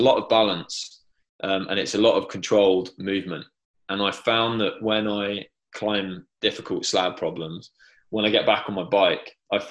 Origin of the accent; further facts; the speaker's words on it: England, United Kingdom; I'm English